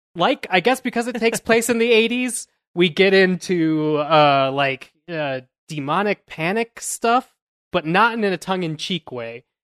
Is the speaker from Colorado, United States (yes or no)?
yes; Louisville, Colorado, United States